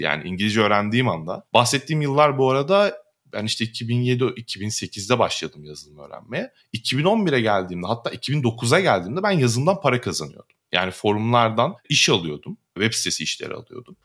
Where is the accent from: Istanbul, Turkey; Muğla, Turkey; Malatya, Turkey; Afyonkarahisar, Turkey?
Muğla, Turkey; Muğla'lıyım ben.